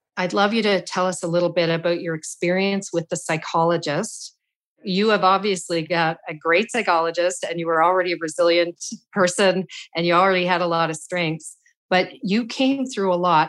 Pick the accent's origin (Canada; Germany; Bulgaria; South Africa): Canada; as a Canadian